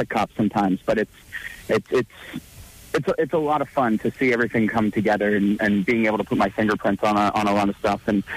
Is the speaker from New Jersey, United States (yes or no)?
yes; New Jersey, United States; born and raised in Jersey